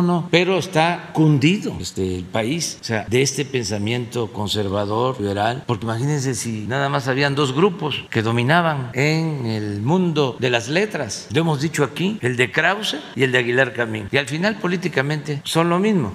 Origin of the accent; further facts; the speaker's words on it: Tabasco, Mexico; yo soy de Tabasco